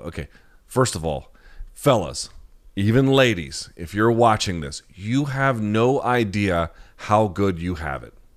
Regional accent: the South, United States; I grew up in the South where all everything revolves around the football programs

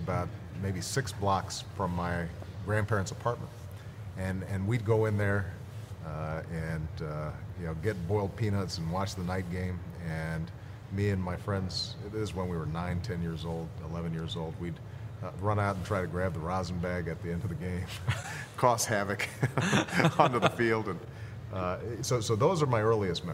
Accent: Hawaii, United States; I grew up in Hawaii

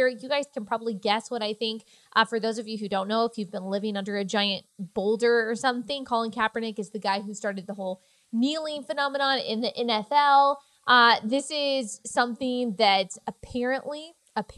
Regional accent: Texas, United States; I'm from Texas

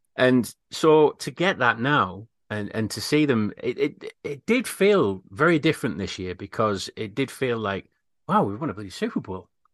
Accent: United Kingdom; We're very British

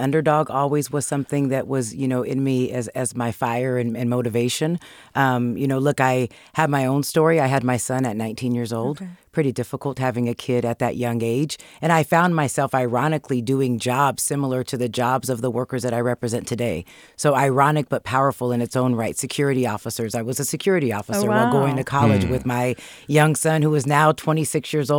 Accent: Sacramento, California, United States; Yeah, Sacramento is where I grew up, born and raised. I have hundreds of family members, a big, gigantic family with cousins everywhere. Went to Christian Brothers High School in Sacramento with a lot of family members

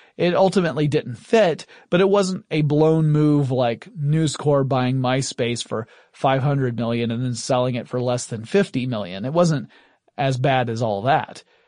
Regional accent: Atlanta, Georgia, United States; Atlanta, Georgia, my hometown

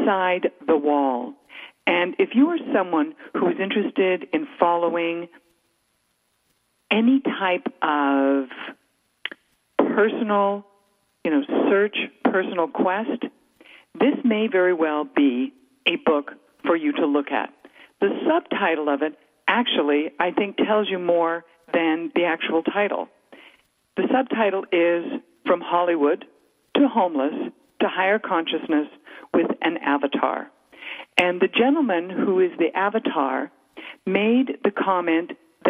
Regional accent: Western Canada, Canada; you and I grew up in Western Canada in a very conservative environment.

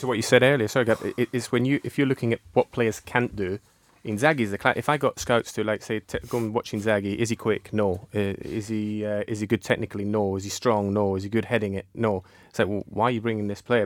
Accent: Peschiera Borromeo, Lombardy, Italy; when I was growing up in Peschiera Borromeo

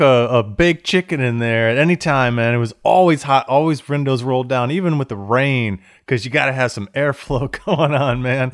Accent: Florida, United States; I grew up in Florida

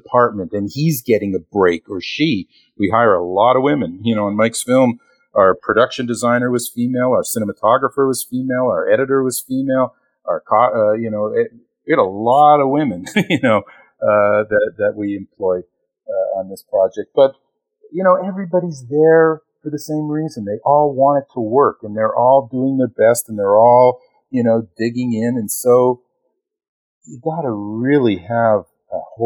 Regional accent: Toronto, Ontario, Canada; moved away as an adult; now in Los Angeles, United States; I'm originally from Toronto, Canada. I moved here in 1991

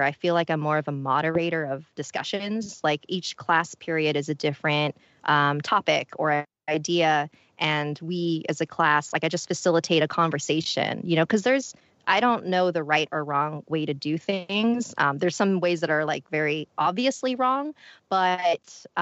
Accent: Philippines; I'm Filipino

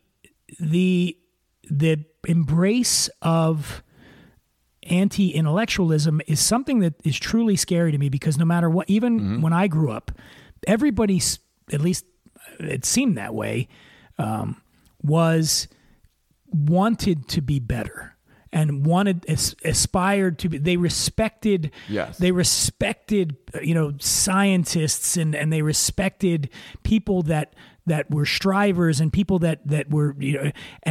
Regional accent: Philadelphia, Pennsylvania, United States; Being from the North, you know, I'm from Philly

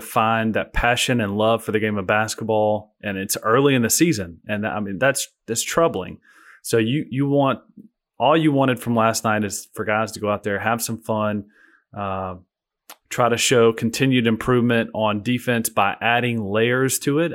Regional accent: Alabama, United States; I'm stuck in my home state

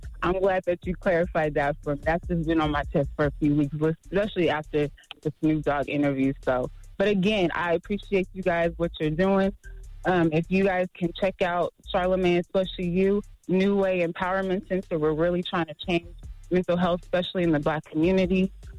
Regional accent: Las Vegas, Nevada, United States; So, I'm a therapist from Vegas, and I know that you didn't do this consciously

